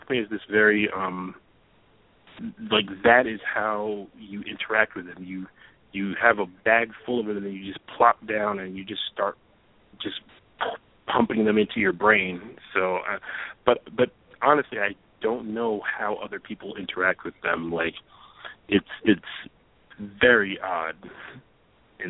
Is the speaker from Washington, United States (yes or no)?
no; New York, United States; as a New Yorker